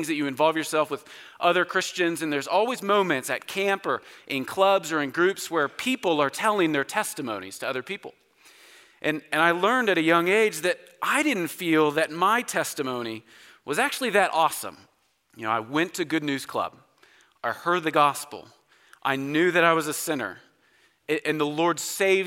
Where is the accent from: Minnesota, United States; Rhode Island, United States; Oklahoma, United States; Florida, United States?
Oklahoma, United States; So I grew up in Oklahoma, spent all of my life there